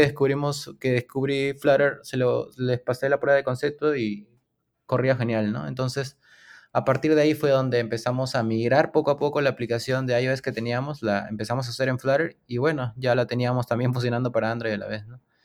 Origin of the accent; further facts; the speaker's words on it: Lima, Peru; soy de Lima, Perú